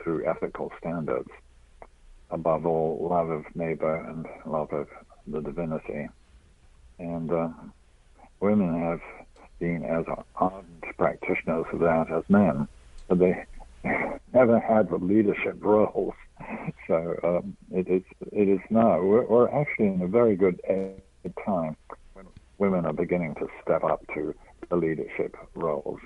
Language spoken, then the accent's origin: English; England, United Kingdom; now in United States; I am originally English